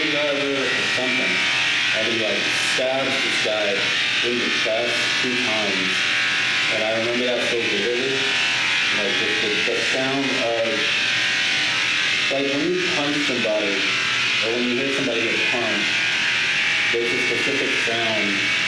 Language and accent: English; Los Angeles, California, United States; moved away; I grew up in Los Angeles. I grew up in this little spot called. It was this street called Figueroa, and it's in the heart of like South Central